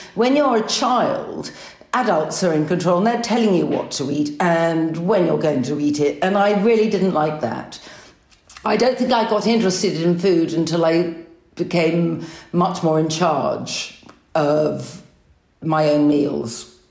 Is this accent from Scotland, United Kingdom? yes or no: no; London, United Kingdom; As a Londoner